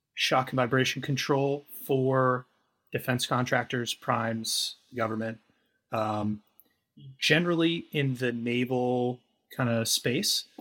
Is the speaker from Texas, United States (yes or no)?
no; Indiana, United States; moved away as an adult; now in Ohio, United States; I am from Indiana historically